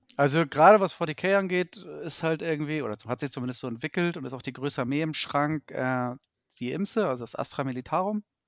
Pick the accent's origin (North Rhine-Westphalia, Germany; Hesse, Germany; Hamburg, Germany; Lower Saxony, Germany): Hamburg, Germany; gebürtiger Hamburger, aufgewachsen und so weiter und so fort. Dort halt auch ansässig zurzeit.